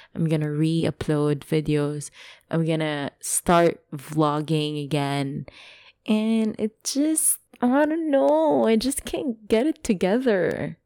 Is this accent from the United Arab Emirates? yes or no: yes; Dubai, United Arab Emirates; English is a second language; I grew up in Dubai.